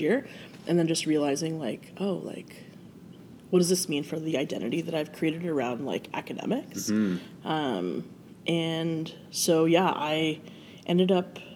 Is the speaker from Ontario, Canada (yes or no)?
yes; Brantford, Ontario, Canada; I grew up in Brantford, which is about half an hour from here